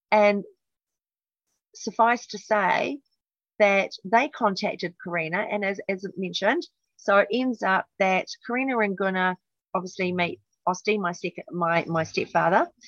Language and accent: English; New Zealand; accent: Kiwi; pretty naive and I had a really dreadful Kiwi accent and was, you know, always teased about it, my, my accent. But then I lost it over the years. I, I got very English